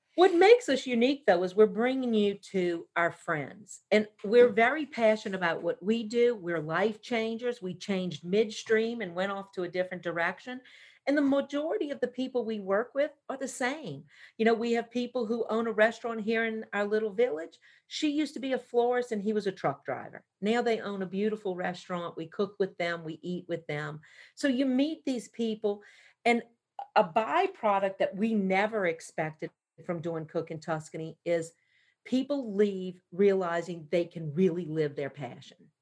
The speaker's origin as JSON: {"language": "English", "town": "New Orleans", "region": "Louisiana", "country": "United States", "moved": "yes", "said": "we're both from New Orleans"}